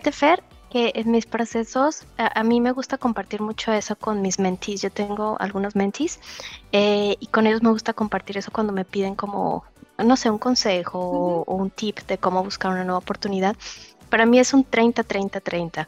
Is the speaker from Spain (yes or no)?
no; Mexico; moved away as an adult; now in Germany; Yo soy mexicana